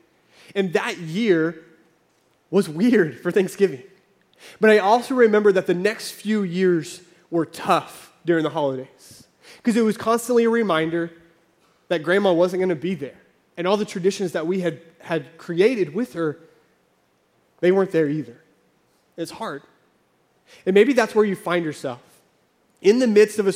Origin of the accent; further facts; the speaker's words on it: Oklahoma, United States; moved away as an adult; also born or lived in California; I grew up in Oklahoma. We lived in California for a few years.